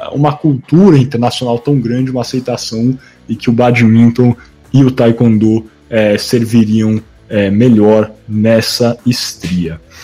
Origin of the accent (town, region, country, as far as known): Brazil